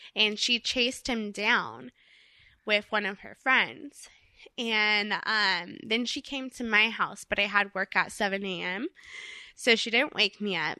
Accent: Orange County, California, United States; when I was a little girl, I grew up in Orange County, California.

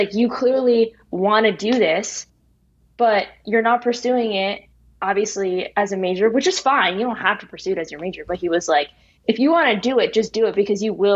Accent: New Jersey, United States; moved away as an adult; also born or lived in Bloomington, Indiana; now in Los Angeles, United States; where I grew up in New Jersey

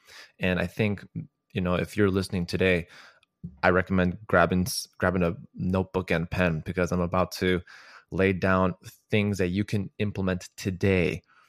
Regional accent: Chicago, Illinois, United States; I am originally from Chicago, Illinois.

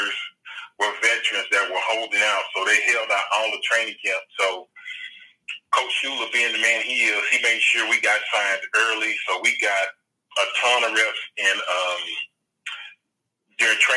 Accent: Dallas, Texas, United States; moved away; I grew up in Dallas as a kid, big Cowboy fan

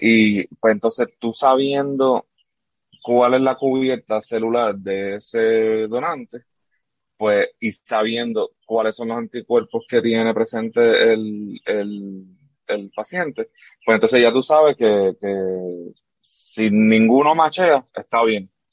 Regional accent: Arecibo, Puerto Rico; moved away; also born or lived in Camuy, Puerto Rico; yo soy de Camuy, de Camuy, Puerto Rico allá, y pero me crié, como quien dice, en, en Arecibo porque estudié allá

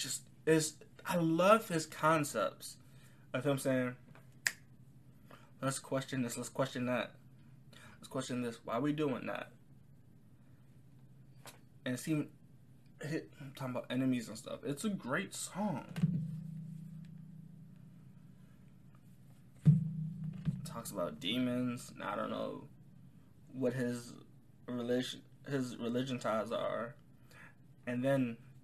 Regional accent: United States; I am not British. I'm American

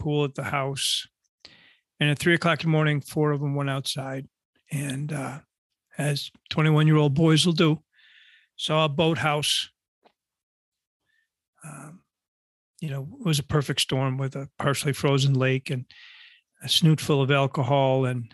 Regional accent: Buffalo, New York, United States; now in North Shore of Chicago, United States; I grew up in Buffalo, New York, and a big Buffalo Bills fan

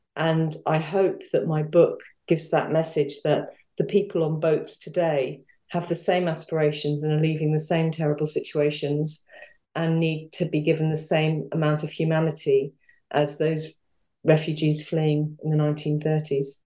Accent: London, United Kingdom; I grew up in North London

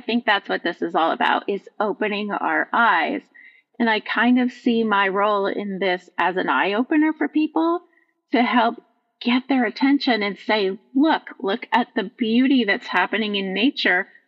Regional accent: Vermont, United States; now in Midwest, United States; I was born in Vermont, which is a completely different um, geographical look

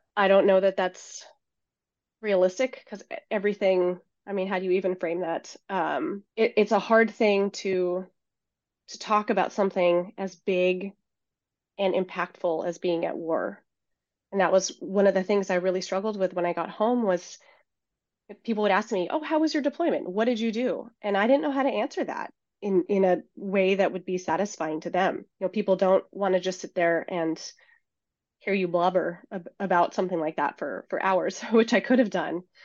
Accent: Seattle, Washington, United States; born or raised there; moved away as an adult

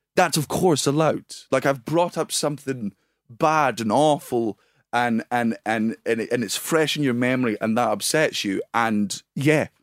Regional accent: Scotland, United Kingdom; I'm Scottish and it's in my fucking blood.

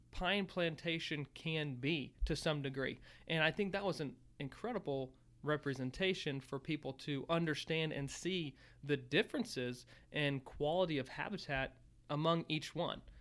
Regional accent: Virginia, United States; growing up in Virginia

